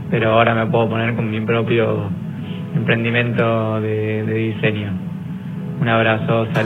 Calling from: Quilmes, Buenos Aires Province, Argentina; de Quilmes

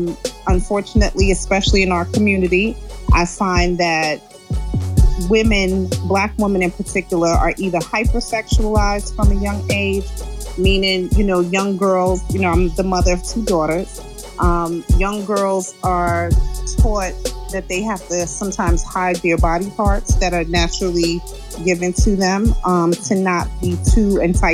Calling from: Georgia, United States; I'm calling from Georgia.

